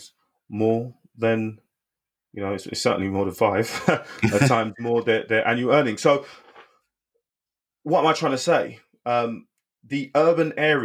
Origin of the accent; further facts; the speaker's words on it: London, United Kingdom; I was born and raised in Bermondsey